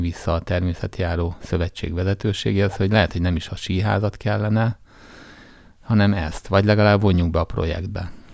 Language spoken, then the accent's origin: Hungarian; Jászberény, Jász-Nagykun-Szolnok, Hungary; Vidéken nőttem fel Jászberényben